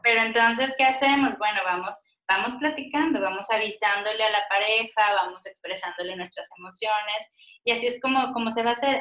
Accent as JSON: {"language": "Spanish", "region": "Coahuila", "country": "Mexico", "moved": "yes", "lives_now": "Monterrey, Mexico", "said": "estoy radicando actualmente en la ciudad de Monterrey, aunque yo soy coahuilense"}